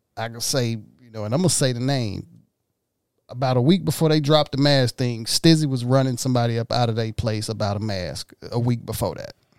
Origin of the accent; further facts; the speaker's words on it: Mississippi, United States; now in Los Angeles, United States; I'm in downtown L A. I'm from Mississippi.